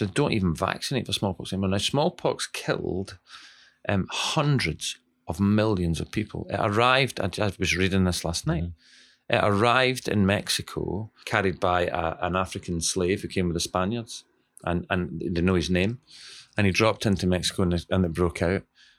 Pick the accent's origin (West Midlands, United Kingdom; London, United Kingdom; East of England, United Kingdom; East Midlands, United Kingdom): East Midlands, United Kingdom; West Bridgford; I know I come from West Bridgeford and we have minimal tooth decay